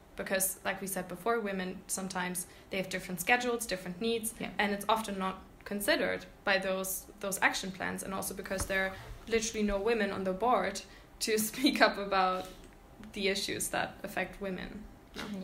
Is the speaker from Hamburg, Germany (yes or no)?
no; Berlin, Germany; I'm from Berlin